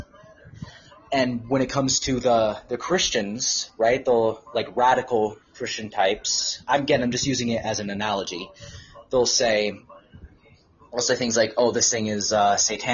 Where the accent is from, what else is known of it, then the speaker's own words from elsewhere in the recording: Southern California, United States; technically Southern California